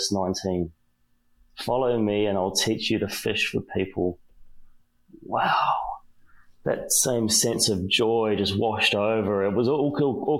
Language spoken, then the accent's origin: English; New Zealand; I'm a Kiwi, I'm from New Zealand